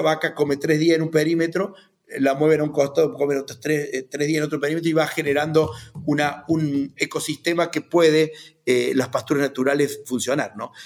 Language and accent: Spanish; Río Cuarto, Córdoba, Argentina; Yo soy de Río Cuarto, eh, nieto de, y bisnieto de inmigrantes que vinieron a la Argentina a hacer su historia.